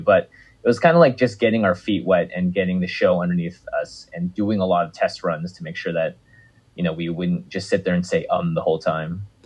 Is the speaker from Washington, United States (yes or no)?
yes; Seattle, Washington, United States; I grew up in Seattle, Washington